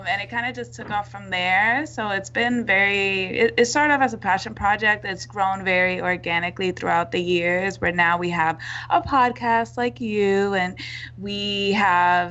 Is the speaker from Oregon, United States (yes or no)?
no; New York City, New York, United States; I am from the Bronx.